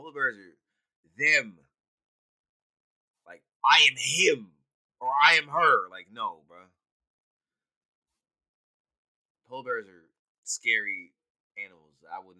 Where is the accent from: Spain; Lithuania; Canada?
Canada; I'm just saying I'm Canadian, dog.